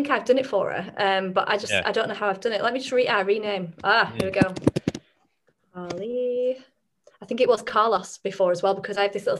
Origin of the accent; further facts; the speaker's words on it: Burnley, North West England, United Kingdom; accent: northern English; If I do my northern accent, that is where I'm from. It's from a little place called Burnley originally. They have a really thick accent.